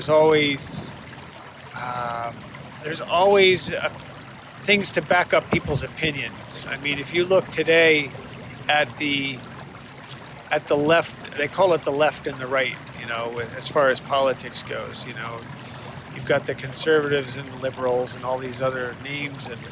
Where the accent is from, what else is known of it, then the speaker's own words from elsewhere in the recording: Connecticut, United States; now in Boston area, United States; I grew up in Connecticut, and I grew up a Yankee fan